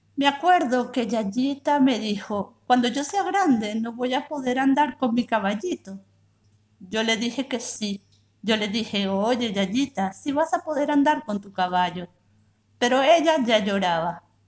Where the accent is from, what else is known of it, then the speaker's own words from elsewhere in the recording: Venezuela; now in Buenos Aires, Argentina; soy venezolana, actualmente vivo en Buenos Aires